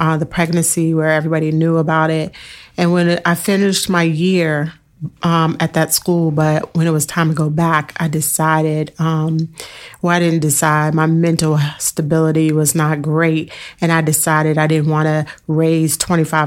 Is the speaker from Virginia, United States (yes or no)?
yes; Fairfax County, Virginia, United States; also born or lived in Richmond, Virginia; I grew up in Fairfax County public school system